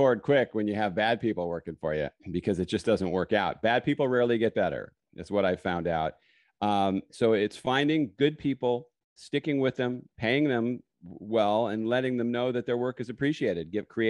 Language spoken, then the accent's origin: English; California, United States; also born or lived in New York; No. I was originally born in New York. I grew up on the West Coast in California.